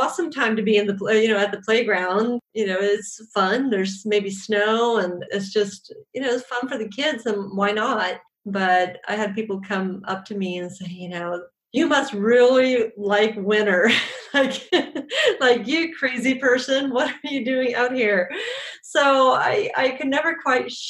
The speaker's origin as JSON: {"language": "English", "country": "Sweden", "tie": "born or raised there", "said": "I was born and raised in Sweden"}